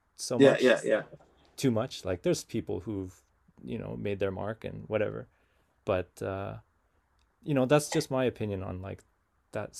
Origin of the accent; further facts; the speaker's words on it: Vancouver, British Columbia, Canada; I'm from Vancouver and we're West Coast